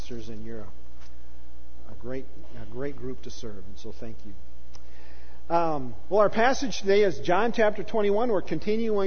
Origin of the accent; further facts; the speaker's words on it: United States; We as American pastors